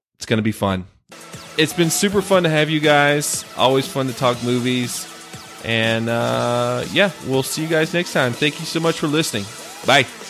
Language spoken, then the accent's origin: English; North Carolina, United States; moved away; my home state of North Carolina